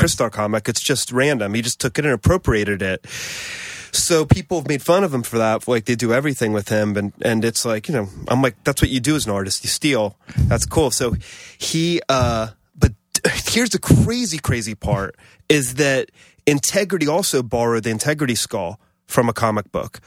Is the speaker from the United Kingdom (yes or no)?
no; Columbus, Ohio, United States; moved away as an adult; also born or lived in Buffalo / Los Angeles; now in New York, United States; my dad worked at the university, and I grew up in Columbus.